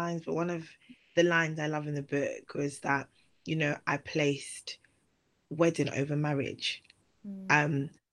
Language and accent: English; Nigeria; I'm Nigerian